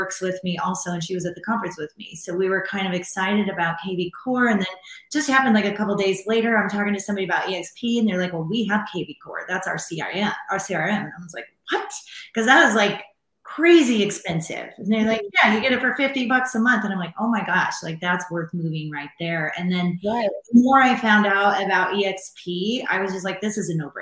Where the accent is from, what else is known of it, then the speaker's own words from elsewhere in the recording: Nebraska, United States; moved away as an adult; now in Denver, United States; I am originally from Nebraska, grew up on a farm there